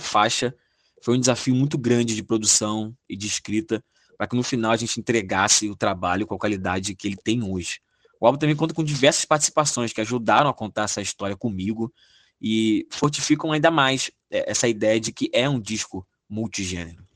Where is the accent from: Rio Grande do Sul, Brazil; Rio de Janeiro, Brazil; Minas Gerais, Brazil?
Rio de Janeiro, Brazil; Duque de Caxias; a cidade onde nasci, fui criado e vivo até hoje, Duque de Caxias, na Baixada Fluminense do Rio de Janeiro